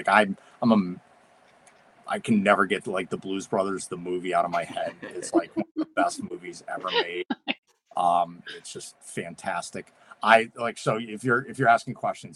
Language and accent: English; New England, United States; I'm from New England